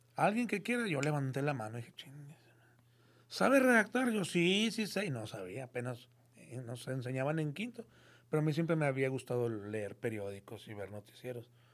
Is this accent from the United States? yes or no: no; Monterrey, Nuevo León, Mexico; soy de Monterrey, aquí nací en el 70. Y pues de aquí he nacido, aquí he vivido, aquí he nacido, aquí nací, aquí he vivido toda mi vida